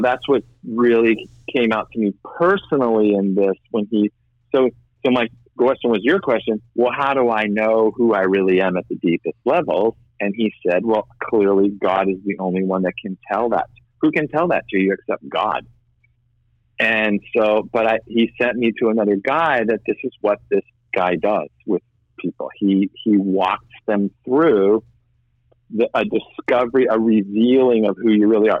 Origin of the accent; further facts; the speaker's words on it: Boston, Massachusetts, United States; I'm white Irish Catholic from Boston